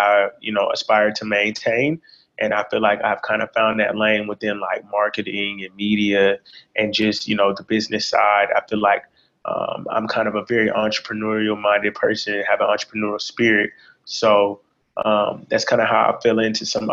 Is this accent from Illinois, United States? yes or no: no; Conyers, Georgia, United States; born and raised in the suburbs of Atlanta. I'm from Conyers, Georgia